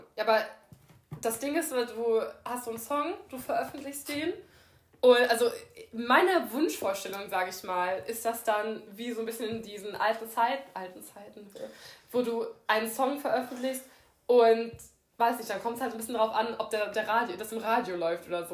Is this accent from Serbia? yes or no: no; Germany; ich bin schon eine deutsche Kartoffel